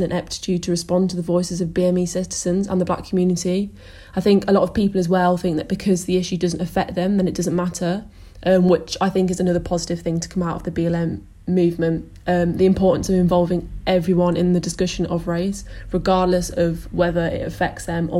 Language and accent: English; Ghana; I know I myself always shy away from telling people that I'm mixed race and that I am Ghanaian